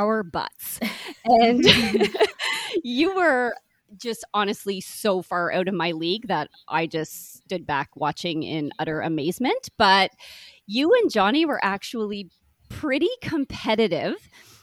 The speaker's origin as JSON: {"language": "English", "town": "Brockville", "region": "Ontario", "country": "Canada", "tie": "born or raised there", "moved": "yes", "said": "my hometown of Brockville, Ontario"}